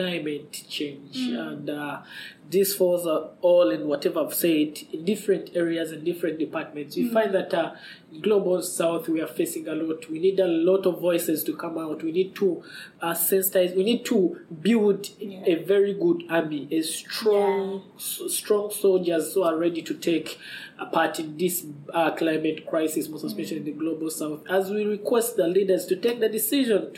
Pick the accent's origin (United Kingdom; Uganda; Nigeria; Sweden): Uganda; Kampala, Central Region; I come from, I live in Kampala